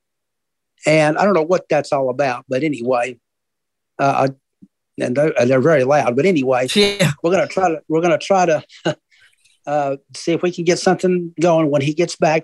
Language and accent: English; Tennessee, United States; I am from Tennessee